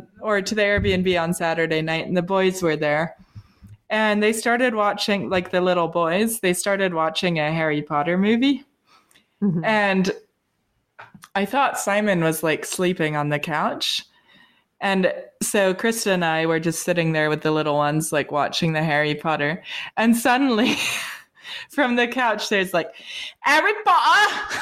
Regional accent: England, United Kingdom; born there; People always, like, if I tell them I was born in England, they always say, oh, can you do a British accent? And I say no.

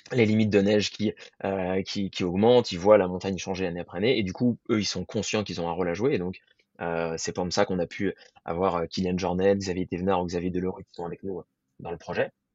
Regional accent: Paris, Île-de-France, France; moved away as an adult; also born or lived in Germany / Annecy; moi je viens de Paris à la base

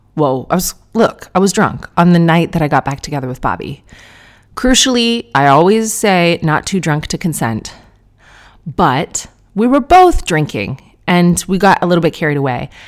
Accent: Canada; as a Canadian

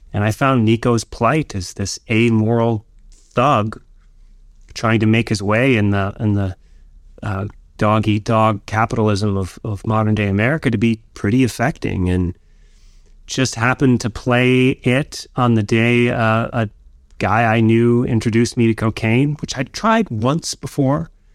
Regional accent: Escanaba, Michigan, United States; moved away as an adult; also born or lived in New York; my hometown of Escanaba, Michigan

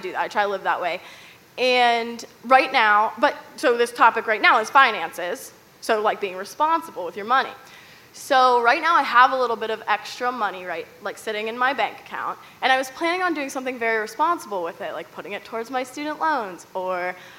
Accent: Pittsburgh, Pennsylvania, United States; I'm from Pittsburgh, Pennsylvania

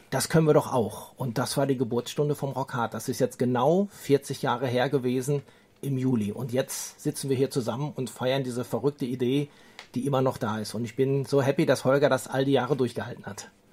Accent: Dortmund, North Rhine-Westphalia, Germany; Wir kommen ja beide aus Dortmund

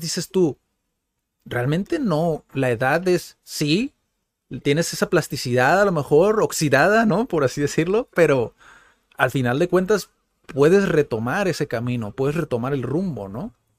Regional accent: Mexico; soy mexicano

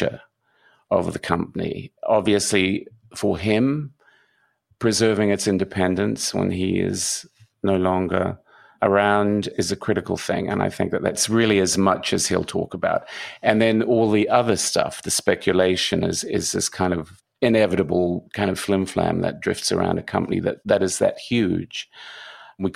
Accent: New Zealand; he called my accent Australian British, and I'm from New Zealand

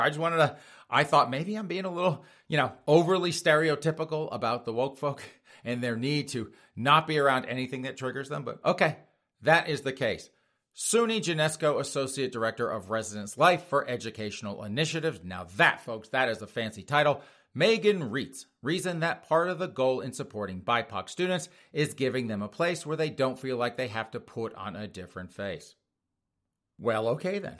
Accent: South Carolina, United States; I'm from South Carolina

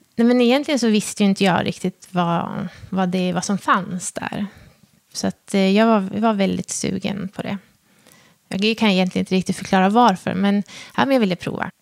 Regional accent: Hudiksvall, Gävleborg County, Sweden; Jag är ju född och uppvuxen i Hudiksvall

